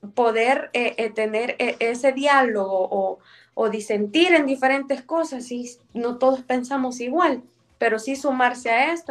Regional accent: El Salvador; born or raised there

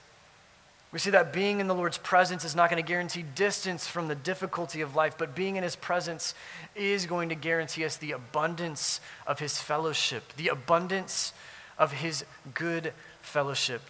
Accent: South Louisiana, United States; I grew up in South Louisiana

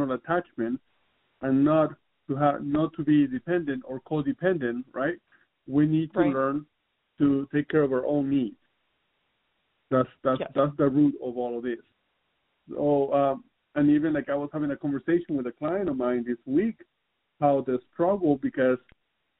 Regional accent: Southern California, United States; I'm from Southern California

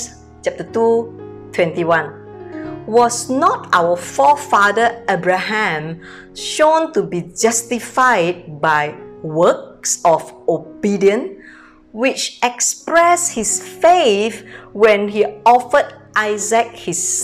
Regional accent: Medan, North Sumatra, Indonesia; moved away as an adult; now in Singapore; I came from Medan, North Sumatra, born in a very poor family

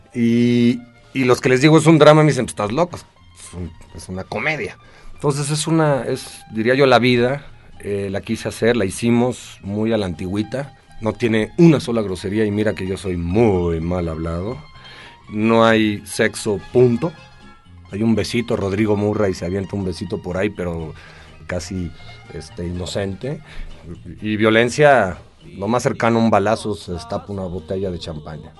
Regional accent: Mexico; moved away as an adult; now in Los Angeles, United States; yo soy muy mexicano

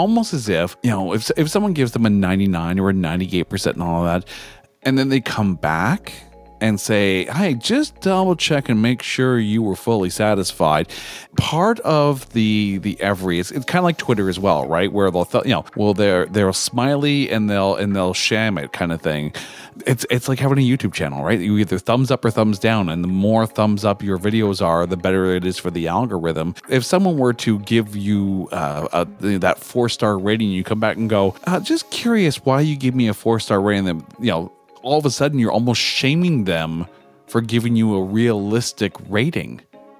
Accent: Canada; I'm Canadian

